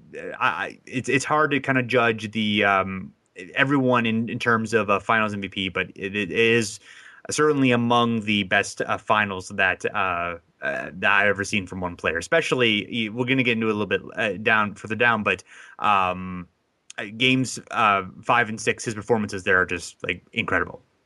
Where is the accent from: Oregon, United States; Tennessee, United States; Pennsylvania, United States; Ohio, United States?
Ohio, United States; I'm from Ohio